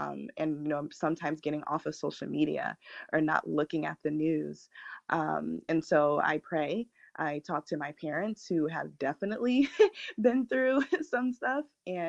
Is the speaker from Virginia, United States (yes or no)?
yes; Virginia, United States; born there; I was born in Virginia, but I obviously didn't remember that.